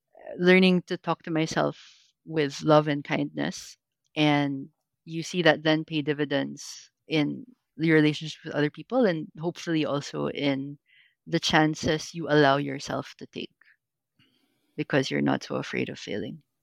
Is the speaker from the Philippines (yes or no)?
yes; Philippines; Filipino growing up in the Philippines.